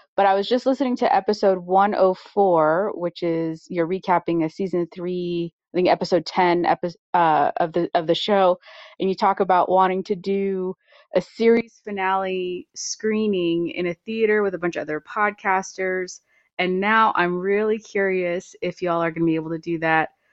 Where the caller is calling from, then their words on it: Santa Fe, New Mexico, United States; I'm calling from Santa Fe, New Mexico.